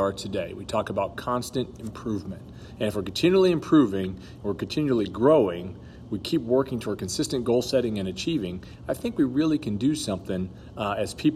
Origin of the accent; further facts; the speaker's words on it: Los Angeles, California, United States; moved away; I grew up in Los Angeles, California.